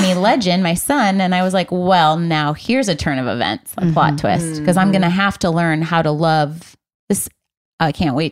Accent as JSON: {"language": "English", "region": "Michigan", "country": "United States"}